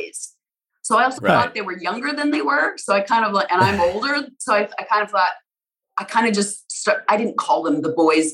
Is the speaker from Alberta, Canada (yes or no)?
yes; Alberta, Canada; now in United States; I'm American now too, but I grew up in Canada, in Alberta